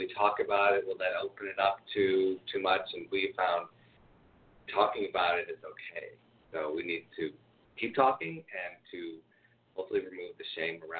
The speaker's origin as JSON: {"language": "English", "town": "Detroit", "region": "Michigan", "country": "United States", "tie": "born or raised there", "moved": "yes"}